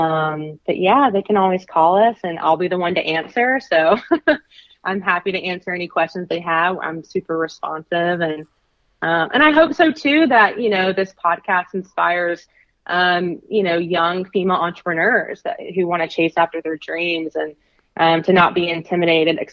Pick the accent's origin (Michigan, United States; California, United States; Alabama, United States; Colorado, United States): Alabama, United States; I'm from Alabama